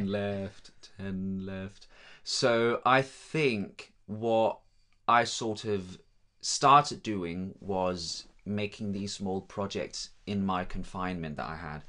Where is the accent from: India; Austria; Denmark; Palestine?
Denmark; first language Danish; English is a second language; moved away as an adult; also born or lived in London, United Kingdom; now in Guildford, United Kingdom; I'm from Denmark.